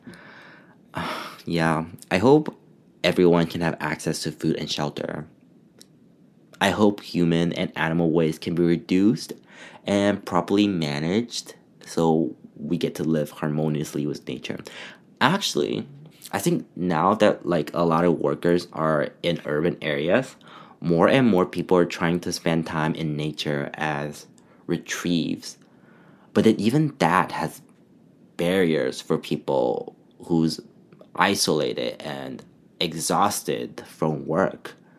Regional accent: China; now in Canada; when I was growing up in China

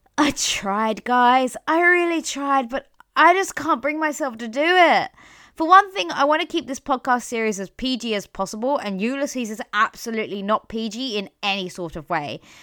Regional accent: London, United Kingdom; as a Londoner

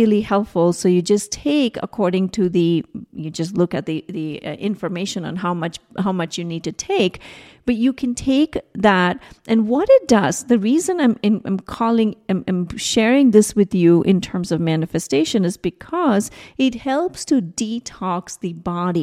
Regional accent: India; moved away; I was growing up in India

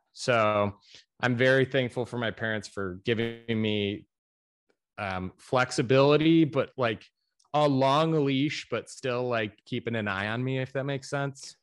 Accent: Chicago suburbs, Illinois, United States; moved away as an adult; now in Greensboro, United States; I am from the Chicago suburbs in Illinois

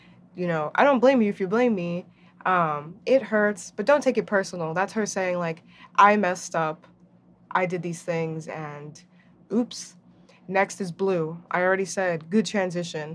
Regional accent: New Jersey, United States; I'm also Dominican and I'm also from New Jersey

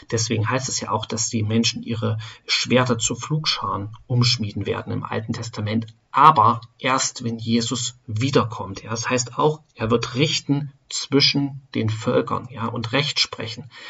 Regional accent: Germany; Ja, wir als Deutsche ähm, oder ich bin in Deutschland geboren, in Deutschland aufgewachsen.

